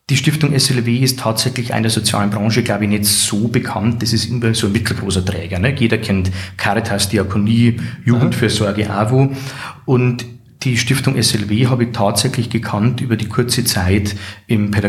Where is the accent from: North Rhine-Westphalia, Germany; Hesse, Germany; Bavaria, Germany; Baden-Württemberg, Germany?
Bavaria, Germany; Regensburg; Ich bin geboren in Regensburg, geboren und ja, aufgewachsen